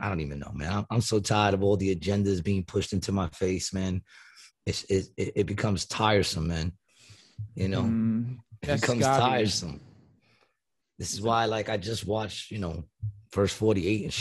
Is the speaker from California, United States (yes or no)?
no; New York City, New York, United States; also born or lived in Ravenswood, Queens; I grew up in Queensbridge. Queensbridge. I was born in Queensbridge. I was there till I was like six and almost seven, and then I moved to Ravenswood.